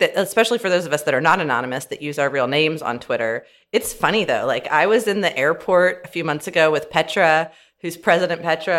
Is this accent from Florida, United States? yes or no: yes; Florida, United States; also born or lived in California / Alabama; So I grew up in Florida, California, Alabama, went to undergrad at LSU and law school, and then moved out here in 17.